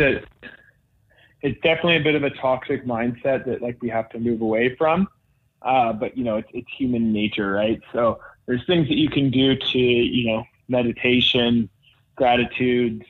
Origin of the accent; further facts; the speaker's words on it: Whistler, British Columbia, Canada; growing up in Whistler, BC, it was kind of the best place to grow up in that space.